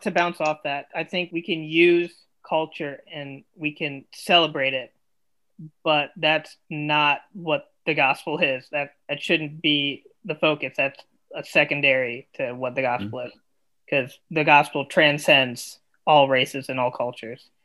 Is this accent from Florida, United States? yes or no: no; Central Ohio, United States; also born or lived in India / Indiana; I grew up in the Midwest, Ohio, Central Ohio, I grew up there most of my life